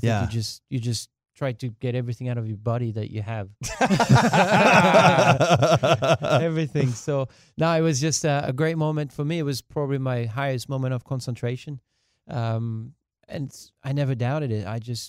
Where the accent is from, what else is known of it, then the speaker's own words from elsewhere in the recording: France; first language French; English is a second language; moved away; My hometown only holds 6,000 people.